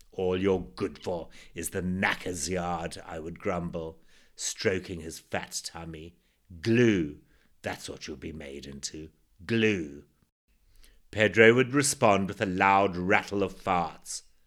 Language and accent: English; Zimbabwe; born or raised there